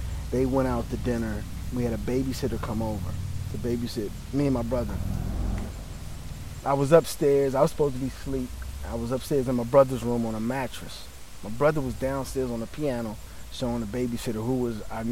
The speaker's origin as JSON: {"language": "English", "town": "Capitol Heights", "region": "Maryland", "country": "United States", "tie": "born or raised there", "also_born_or_lived": "South Florida", "moved": "yes", "said": "I grew up in Capitol Heights, Maryland, which is like 11 miles from the United States Capitol going east."}